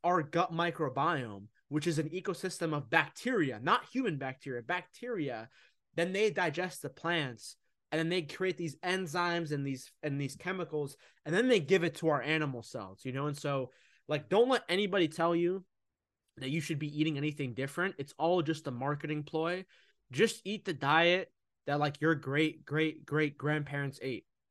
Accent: United States; I'm originally from Egypt. I was born here in America, but I'm Egyptian.

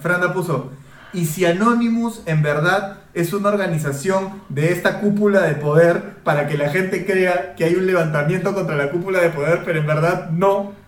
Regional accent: Peru

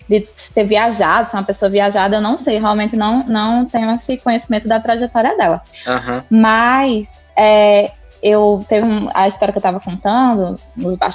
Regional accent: Natal, Rio Grande do Norte, Brazil; Sou lá de Natal, né?

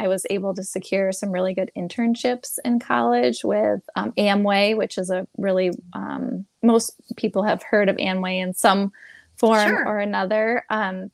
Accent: Michigan, United States; also born or lived in California; I moved away from Michigan, is where I am from

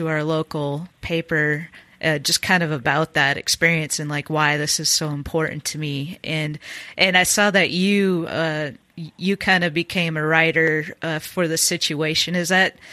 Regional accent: Minnesota, United States; growing up in Minnesota

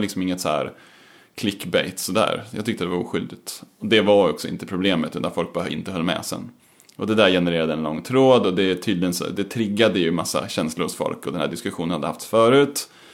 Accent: Eskilstuna, Södermanland, Sweden; Jag kommer från Eskilstuna

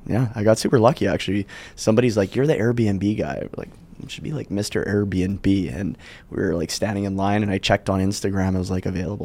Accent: Calgary, Alberta, Canada; I'm from Calgary. It's a city in Canada.

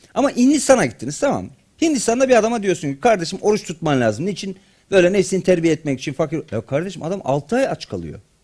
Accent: Black Sea Region, Turkey

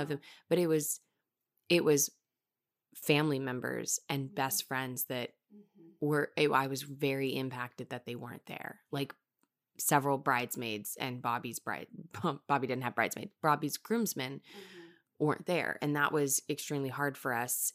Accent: Texas, United States; We're two friends from Texas

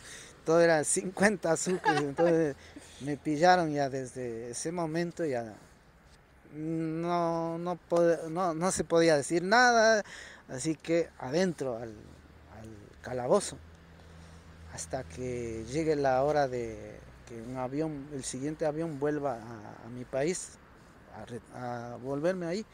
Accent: Otavalo, Imbabura, Ecuador; moved away as an adult; also born or lived in Germany; now in Spain; de mi tierra natal, Otavalo, de San Juan

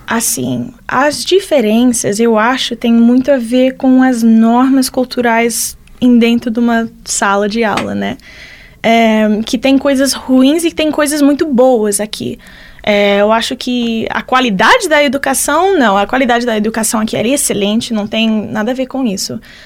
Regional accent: Orlando, Florida, United States; Portuguese is a second language; moved away as an adult; also born or lived in Miami; now in Lavras, Brazil; eu sou dos Estados Unidos, veio de Orlando, se mudei aqui para Lavras três meses atrás.

